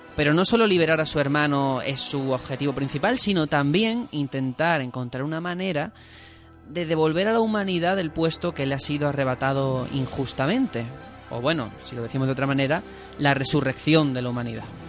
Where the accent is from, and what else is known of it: Spain